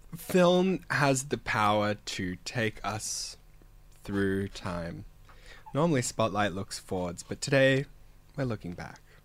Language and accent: English; Canberra, Australian Capital Territory, Australia; moved away; I'm from Canberra